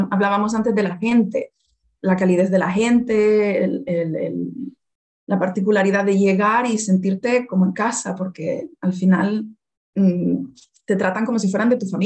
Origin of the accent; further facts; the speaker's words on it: Las Palmas de Gran Canaria, Canary Islands, Spain; Por ejemplo, yo soy de Las Palmas de Gran Canaria.